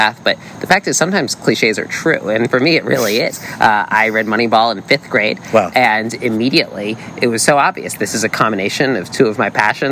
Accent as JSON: {"language": "English", "region": "East Coast", "country": "United States", "tie": "born or raised there", "said": "growing up on the East Coast"}